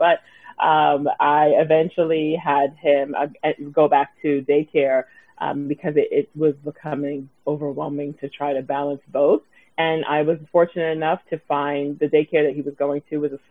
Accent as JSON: {"language": "English", "town": "New York City", "region": "New York", "country": "United States", "tie": "born or raised there", "said": "I am born and raised in Brooklyn, and I still live here."}